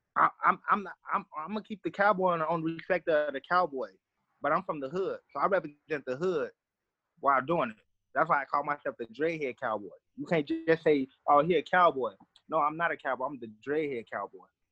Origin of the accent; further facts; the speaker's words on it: Chicago, Illinois, United States; I'm from Chicago, um, southeast side of Chicago